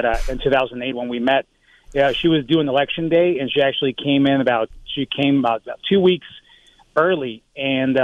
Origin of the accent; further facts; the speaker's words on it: Tucson, Arizona, United States; I grew up in Tucson